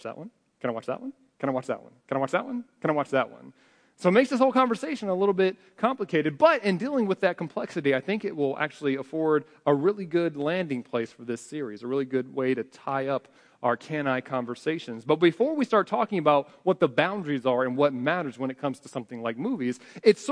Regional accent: United States; we're American

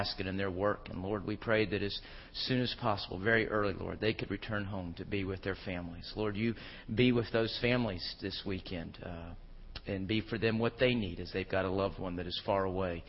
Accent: Houston, Texas, United States; also born or lived in Phoenix, Arizona / Charlotte, North Carolina; I grew up in Houston, Texas. I was born in Phoenix, lived in Charlotte for a couple of years, but by and large, most of my growing up years were in Houston, and that's what I call home

